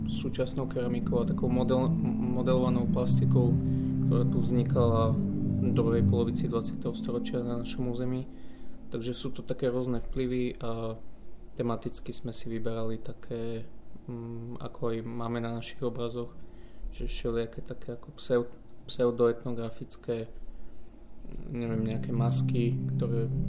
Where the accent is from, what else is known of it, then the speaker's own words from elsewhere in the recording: Bardejov, Prešov Region, Slovakia; moved away; Bardejov je moje rodné mesto, takže je to taká moja, ako sa povie, srdcovka.